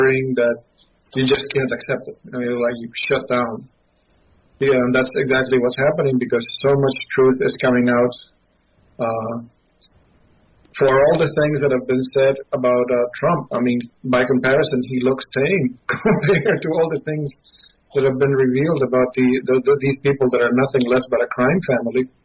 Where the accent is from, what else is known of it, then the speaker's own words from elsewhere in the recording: Mendoza, Argentina; now in United States; having grown up in Argentina